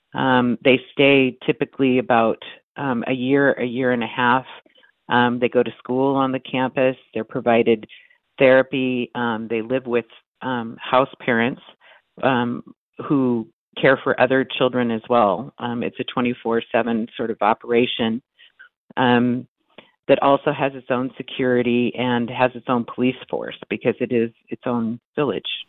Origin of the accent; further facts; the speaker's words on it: Omaha, Nebraska, United States; I grew up in Omaha